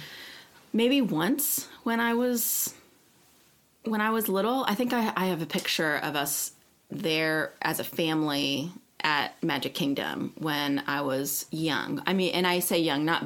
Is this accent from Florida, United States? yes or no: yes; Land O'Lakes, Florida, United States; I'm from Land O'Lakes, which is just north of Tampa.